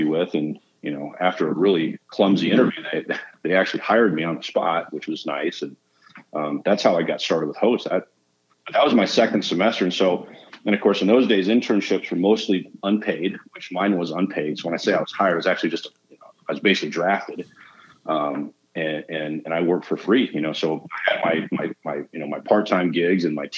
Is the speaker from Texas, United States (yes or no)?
no; Waupaca, Wisconsin, United States; I grew up in a small town in central Wisconsin called Waupaca